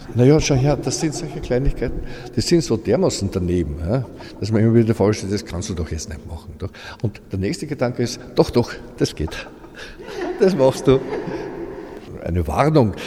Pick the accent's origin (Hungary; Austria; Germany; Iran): Austria; bei uns in Österreich